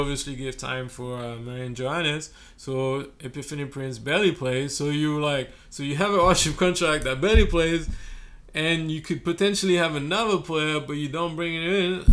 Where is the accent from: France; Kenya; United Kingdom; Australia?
France; now in Brooklyn, United States; I'm from France